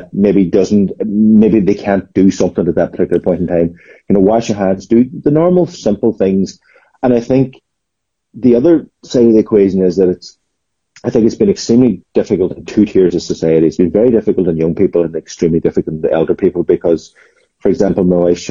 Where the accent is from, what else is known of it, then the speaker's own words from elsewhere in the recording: Glenties, Ulster, Ireland; now in Letterkenny, Ireland; I'm from Glenties, but living in Letterkenny